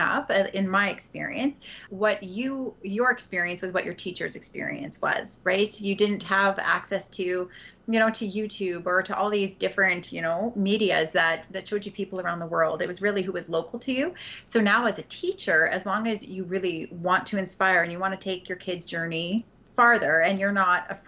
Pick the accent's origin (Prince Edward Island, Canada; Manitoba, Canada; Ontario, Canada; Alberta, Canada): Alberta, Canada; Edmonton; I grew up in Edmonton, Alberta